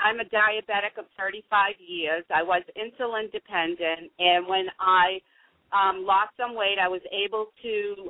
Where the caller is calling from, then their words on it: Newport News, Virginia, United States; I'm calling from Newport News, Virginia.